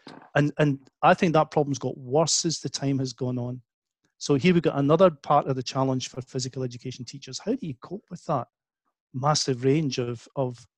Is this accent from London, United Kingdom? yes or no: no; Scotland, United Kingdom; when I was a kid growing up in Scotland